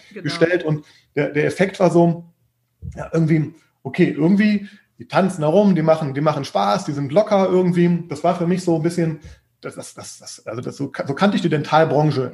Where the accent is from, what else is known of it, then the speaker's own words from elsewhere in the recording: Düsseldorf, North Rhine-Westphalia, Germany; moved away; Düsseldorf, äh, was auch meine Heimat ist. Ähm, übrigens bin auch genau da aufgewachsen